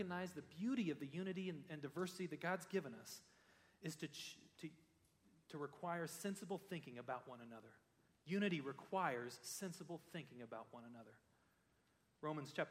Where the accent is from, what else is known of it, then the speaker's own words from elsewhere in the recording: United States; As a pastor in a church, growing up in America